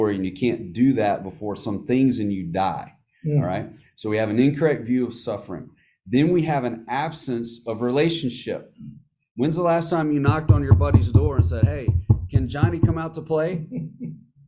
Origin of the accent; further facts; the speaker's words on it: United States; as Americans, and as American Christians